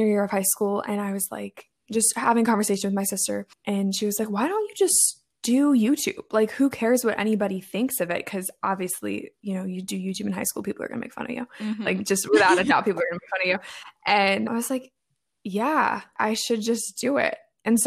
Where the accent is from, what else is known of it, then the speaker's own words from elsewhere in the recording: Maryland, United States; also born or lived in Midwest; I am from Maryland